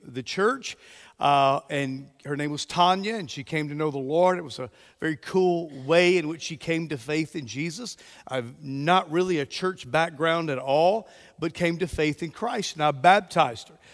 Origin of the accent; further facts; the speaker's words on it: Mobile, Alabama, United States; moved away as an adult; also born or lived in Texas / Georgia / Jacksonville, Florida; We are originally from Mobile